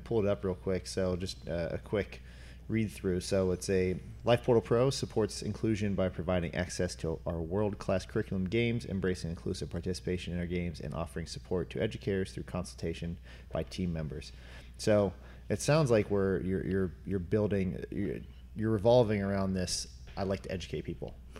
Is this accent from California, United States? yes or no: no; northeast Ohio, United States; moved away; Being from uh, northern north northeast Ohio